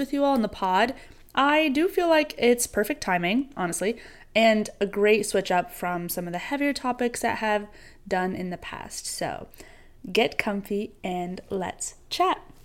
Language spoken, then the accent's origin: English; New York, United States; growing up in New York